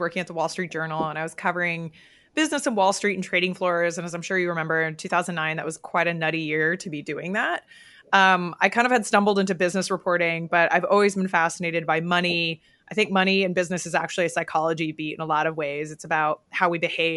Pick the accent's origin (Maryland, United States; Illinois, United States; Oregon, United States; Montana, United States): Oregon, United States; I grew up in Oregon, so it was rainy all the time.